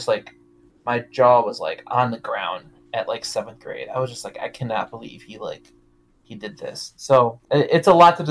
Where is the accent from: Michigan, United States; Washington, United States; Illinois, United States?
Michigan, United States; Detroit; I grew up in Detroit this whole time